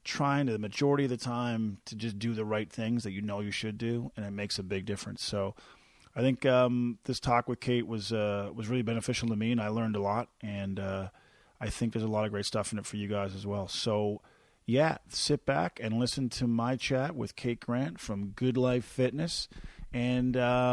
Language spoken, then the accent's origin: English; Newfoundland and Labrador, Canada; moved away as an adult; also born or lived in St. John's; now in Calgary, Canada; I'm from Newfoundland originally